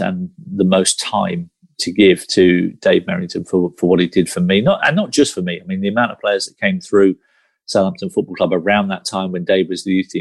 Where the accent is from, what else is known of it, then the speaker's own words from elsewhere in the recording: Guernsey; growing up in Guernsey